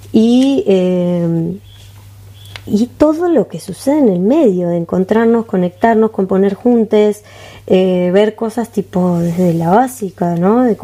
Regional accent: Montevideo, Uruguay; born there; Nací en Montevideo. Nací en ah, Montevideo.

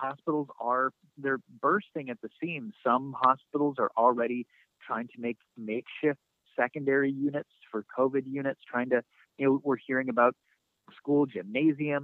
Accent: North Dakota, United States; moved away; my home state of North Dakota

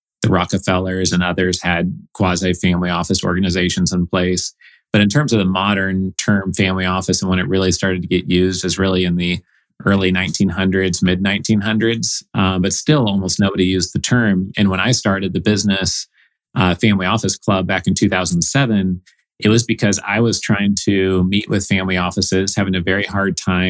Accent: Oregon, United States; moved away as an adult; also born or lived in Evanston, Illinois / Boston; I grew up in Oregon.

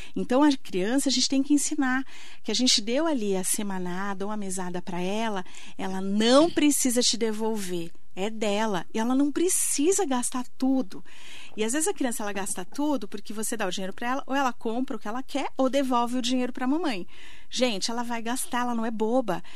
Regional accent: Itaquaquecetuba, São Paulo, Brazil; moved away as an adult; also born or lived in Mogi das Cruzes; now in São José dos Campos, Brazil; Eu sou lá de Itacoaquecetuba, meu pai vendedor, minha, meu pai é taxista, minha mãe vendedora

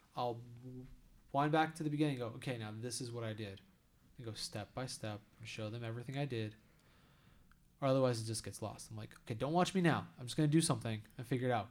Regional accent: United States; as an American

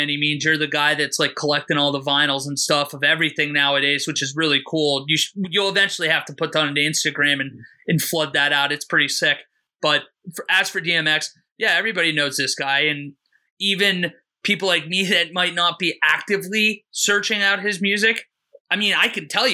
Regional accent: Pittsburgh, Pennsylvania, United States; I am from Pittsburgh

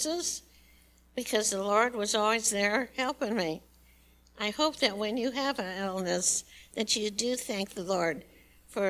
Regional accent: Chicago, Illinois, United States; moved away as an adult; also born or lived in Imperial Valley, California; I was born in Chicago, and that's where I met my wonderful husband

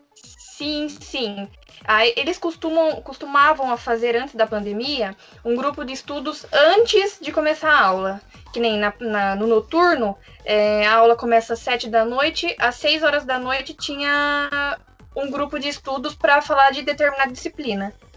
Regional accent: Carlos Barbosa, Rio Grande do Sul, Brazil; now in São Paulo, Brazil; eu sou do Rio Grande do Sul, né? Nasci em Carlos Barbosa

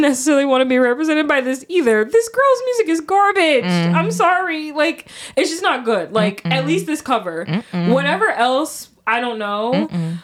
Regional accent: United States; I'm very American.

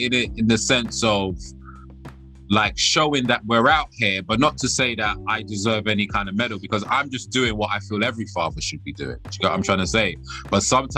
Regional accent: London, United Kingdom; also born or lived in Sierra Leone; I was born in this country, I was born in London, but I was, you know, fortunate enough to spend some time in Sierra Leone.

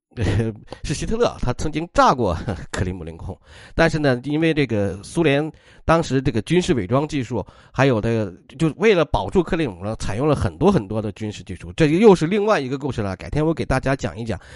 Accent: China; 我们中国人

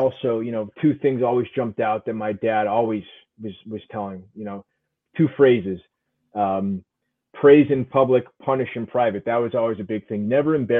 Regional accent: East Hartford, Connecticut, United States; also born or lived in Glastonbury, Connecticut / New York City; I was born in East Hartford, grew up in East Hartford and Glastonbury.

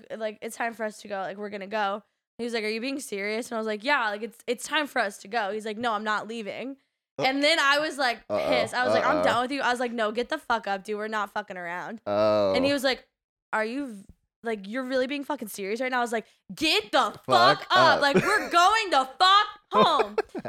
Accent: the South, United States; he was literally fighting with us about how we're from the South.

